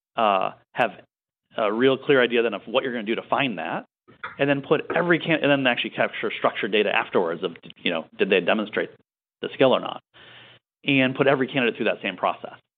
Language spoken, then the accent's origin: English; Michigan, United States; also born or lived in San Francisco; now in New York, United States; I grew up in Michigan